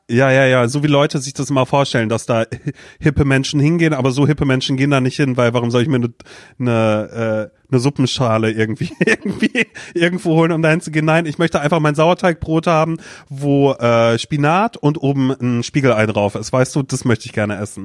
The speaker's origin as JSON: {"language": "German", "region": "Mecklenburg-Vorpommern", "country": "Germany", "tie": "born or raised there", "also_born_or_lived": "Demmin, Vorpommern", "moved": "yes", "said": "ich bin auch in Mecklenburg quasi groß geworden"}